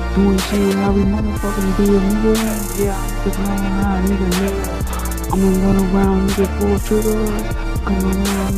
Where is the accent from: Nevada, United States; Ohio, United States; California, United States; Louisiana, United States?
Louisiana, United States; New Orleans; I grew up rugged in New Orleans.